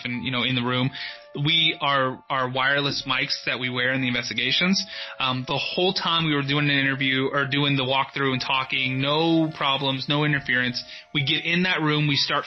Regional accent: Dallas, Texas, United States; also born or lived in Josephine, Texas; I'm from Texas originally. I was born and raised in Dallas. And when I was 8 years old, my family moved out to this city called Josephine, Texas, about an hour outside of Dallas, east of Dallas

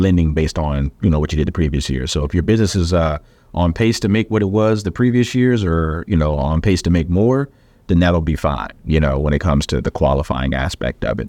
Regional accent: the South, United States; I'm from the South

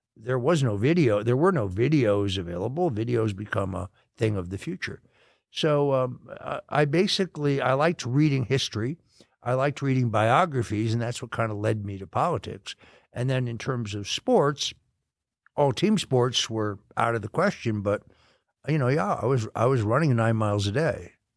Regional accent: Connecticut, United States; I grew up in a very rural area outside of New York City, uh, in, uh, in Connecticut

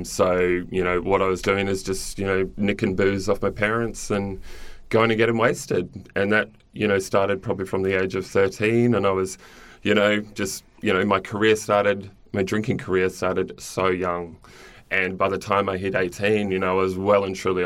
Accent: Cairns, Queensland, Australia; I grew up in Cairns in Far North Queensland

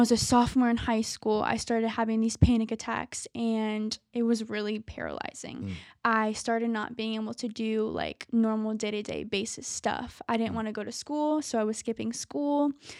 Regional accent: Tampa, Florida, United States; Tampa, Florida.

